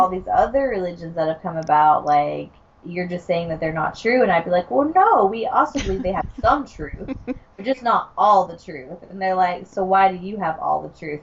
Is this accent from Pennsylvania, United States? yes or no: no; Georgia, United States; I'm from Georgia